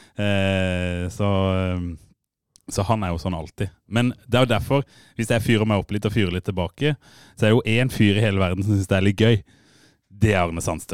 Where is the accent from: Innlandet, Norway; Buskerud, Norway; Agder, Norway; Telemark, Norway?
Agder, Norway; Fevik; jeg er faen ikke fra Grimstad, jeg er fra Fevik